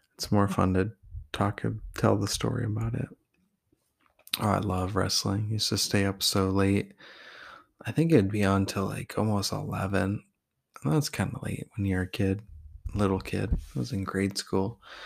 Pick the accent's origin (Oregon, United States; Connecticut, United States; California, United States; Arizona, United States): Oregon, United States; Tillamook; also born or lived in Portland, Oregon; I was from Tillamook, even though I was born in Portland and then I was living with him, so I was technically from there too